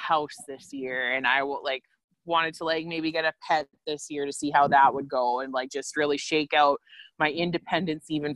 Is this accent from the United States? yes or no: no; Quill Lake, Saskatchewan, Canada; being back in my hometown, that's something like, this is the longest I've lived here since I graduated from high school